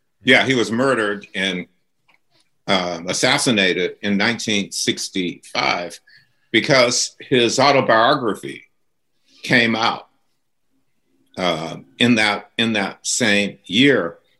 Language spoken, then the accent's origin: English; Boston, Massachusetts, United States; moved away; also born or lived in New York; Boston, which is my hometown